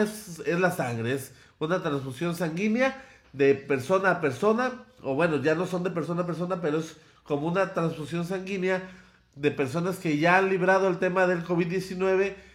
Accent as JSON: {"language": "Spanish", "country": "Mexico", "said": "a eso aspiraríamos como mexicanos"}